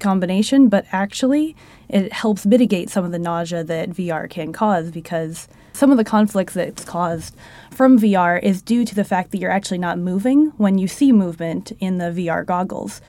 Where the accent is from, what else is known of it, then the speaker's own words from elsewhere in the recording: Florida, United States; moved away; I'm from Florida originally